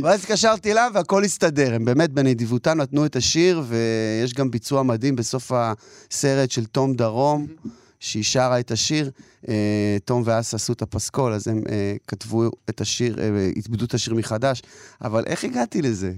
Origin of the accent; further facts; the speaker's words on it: Kiryat Ata, Haifa District, Israel; also born or lived in Jerusalem, Israel; ונולדתי בירושלים לעולים חדשים מברית המועצות. אחר כך כבר עברו לקריית אתא